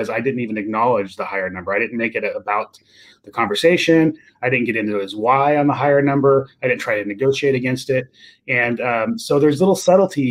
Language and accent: English; Fresno, California, United States; I'm from Fresno, right? And I'm from basically the Nowhereville of California.